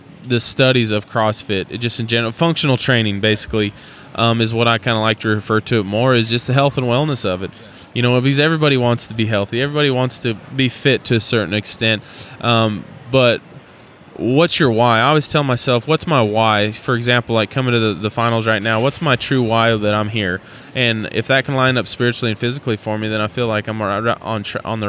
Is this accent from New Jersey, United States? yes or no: no; Idaho, United States; I was born and raised in Idaho